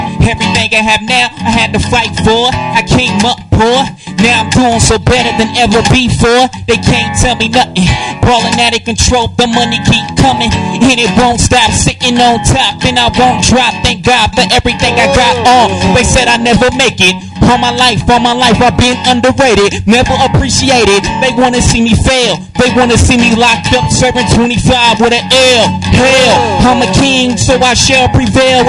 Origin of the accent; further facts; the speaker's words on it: California, United States; moved away; I'm originally from California